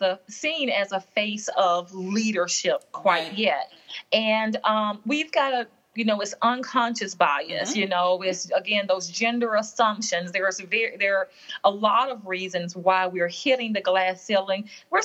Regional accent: Southern United States, United States; now in New York City, United States; my gender, my race, even my demographic of being a Southerner. Mm-hmm. You know, I was intimidated when I got to New York City, you know, oh, I've got this accent.

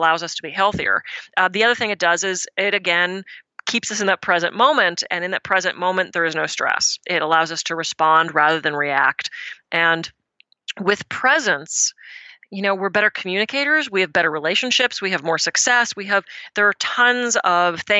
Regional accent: Pittsburgh, Pennsylvania, United States; moved away; I'm from the East Coast. I'm from Pittsburgh originally.

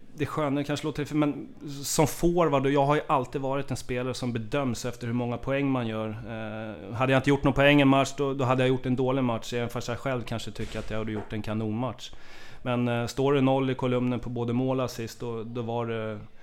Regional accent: Haninge, Stockholm County, Sweden; vi är från Haninge båda två

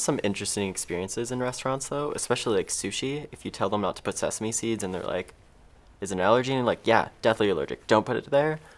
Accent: Mississauga, Ontario, Canada; I grew up in Mississauga

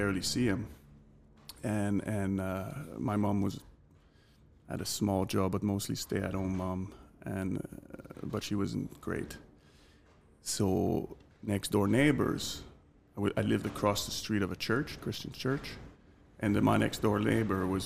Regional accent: Montreal, Quebec, Canada; accent: French Canadian; English is a second language; moved away as an adult; now in London, United Kingdom; I grew up in Montreal, Canada, big city

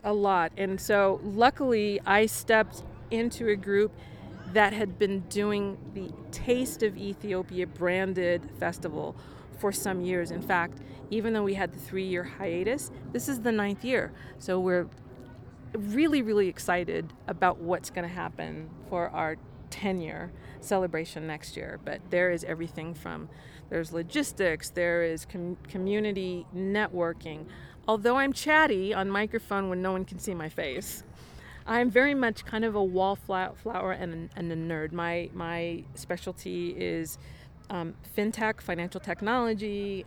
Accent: Denver, Colorado, United States; moved away as an adult; also born or lived in Washington, D.C.; I grew up here in Denver

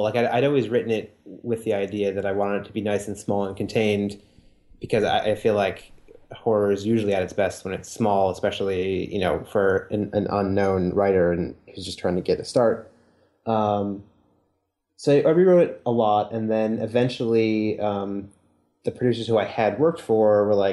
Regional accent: Wisconsin, United States; moved away; also born or lived in New York; I'm from Wisconsin originally

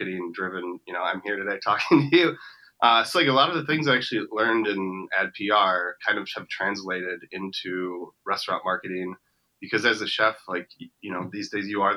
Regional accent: Wisconsin, United States; I'm actually from a smaller town just about an hour north of Milwaukee.

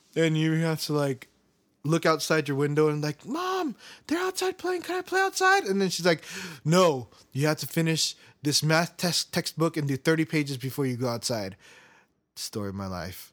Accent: United States; I believe that I'm American. I, I, I can't say that I'm Korean

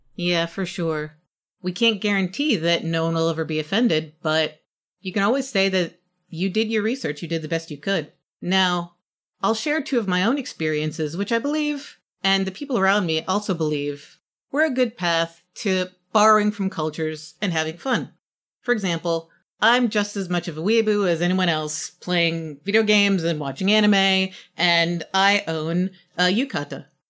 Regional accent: New York City, New York, United States; my hometown, New York City

